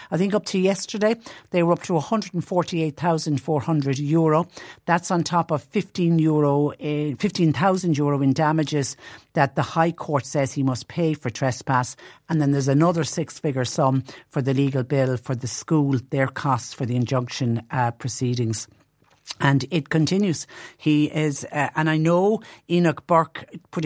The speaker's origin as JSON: {"language": "English", "town": "Clonmel", "region": "Munster", "country": "Ireland", "tie": "born or raised there", "said": "my hometown of Clonmel"}